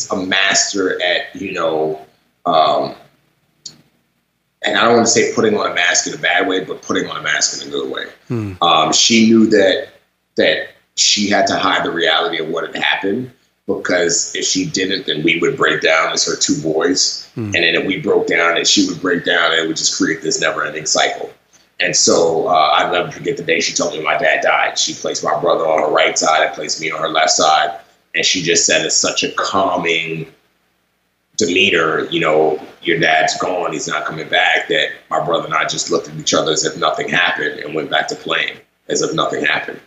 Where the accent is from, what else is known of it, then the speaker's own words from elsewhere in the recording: New York City, New York, United States; also born or lived in Nigeria; she permanently relocated my brother and I to the United States, and I grew up in the Bronx